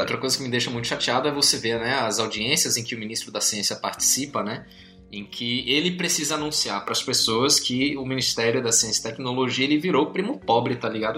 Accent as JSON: {"language": "Portuguese", "region": "São Paulo", "country": "Brazil", "tie": "born or raised there", "said": "Eu, eu nasci, cresci em São Paulo"}